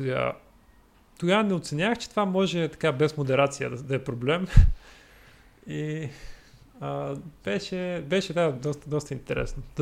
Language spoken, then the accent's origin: Bulgarian; Troyan, Lovech Province, Bulgaria; Аз съм от Торян И по-късно учих... Влезах в паралелка по математика и информатика.